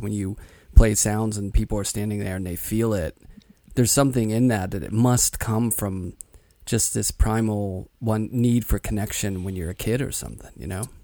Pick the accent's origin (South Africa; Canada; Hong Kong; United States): United States; Pittsburgh, Pennsylvania; moved away as an adult; I grew up in Pittsburgh